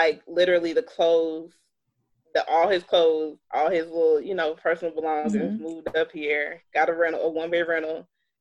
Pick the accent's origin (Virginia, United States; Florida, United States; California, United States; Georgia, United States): Georgia, United States; East Point; I'm from East Point.